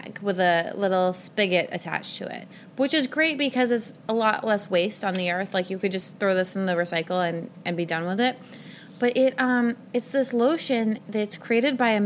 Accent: Cape Cod, Massachusetts, United States; I grew up on Cape Cod

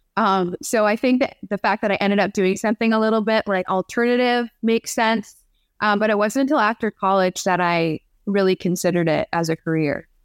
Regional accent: Canada; now in Detroit, United States; Growing up in Canada, was it, I mean, it's, it's really not that different from being here. It's pretty similar, but I did grow up in a small town, so that's different from living in Detroit

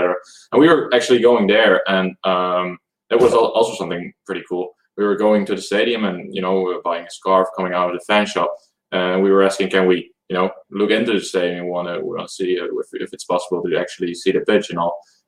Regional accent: Netherlands; We're from the Netherlands.

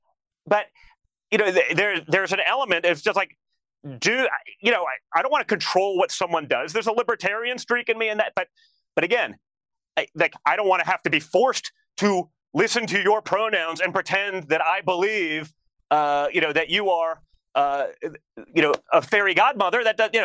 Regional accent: New York, United States; I grew up in New York.

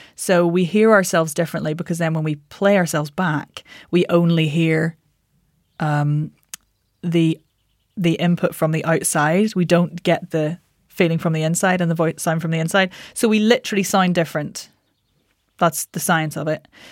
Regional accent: Northern Ireland, United Kingdom; moved away as an adult; also born or lived in London; I'm Northern Irish

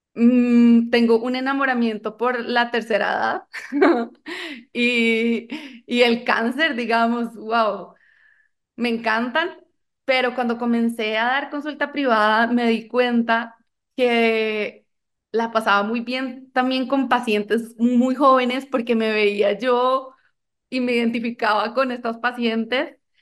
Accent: Colombia; now in Costa Rica; yo soy colombiana

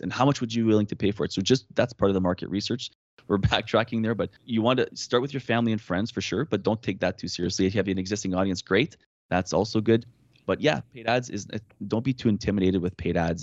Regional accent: Canada; accent: French Canadian; I'm French Canadian

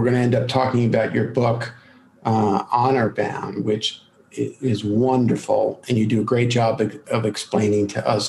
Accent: Brooklyn, New York, United States; You can curse. I'm from Brooklyn.

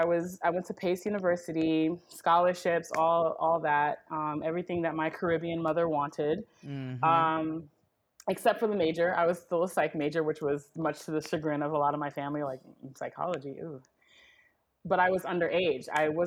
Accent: New York, United States; I am a first generation American born and raised in New York, to a Trinidadian family.

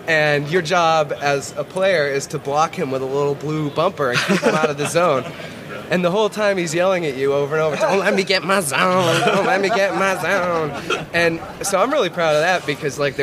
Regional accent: Boston, Massachusetts, United States; I'm from Boston.

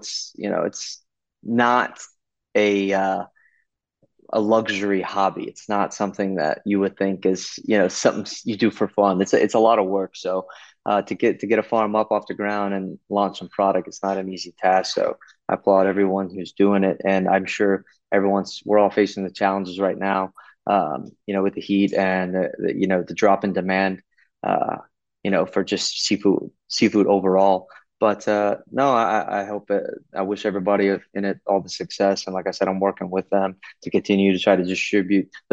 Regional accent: Texas, United States; growing up on the water, and then when I travel, people are like, like, where are you from? I'm from Texas.

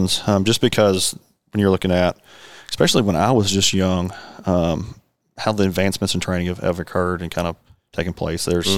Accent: North Arkansas, United States; growing up in North Arkansas, there's a lot of cattle

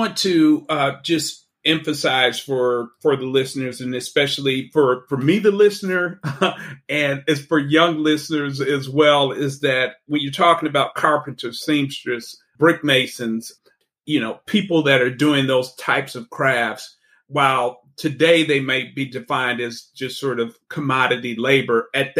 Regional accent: Panama; and I'm from Panama and I identify as Afro-Panamanian.

